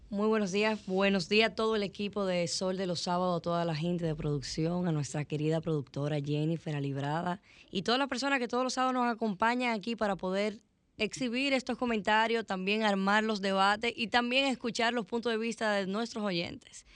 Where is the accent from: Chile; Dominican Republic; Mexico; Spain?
Dominican Republic; Nosotros como dominicanos